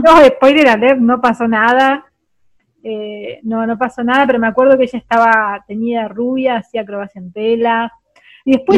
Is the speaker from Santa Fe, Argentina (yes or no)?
yes; Santa Fe, Argentina; now in Buenos Aires, Argentina; nací en Santa Fe, pero yo me crecí, crecí mucho más lejos.